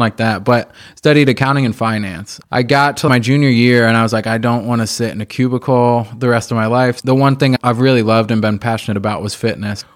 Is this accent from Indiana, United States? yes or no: yes; Indianapolis, Indiana, United States; I grew up right here in Indy, on the east side of Indianapolis, where we are now